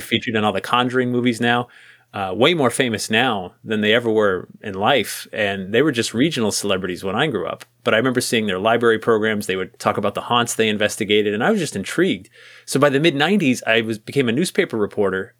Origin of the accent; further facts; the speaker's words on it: New England, United States; growing up in New England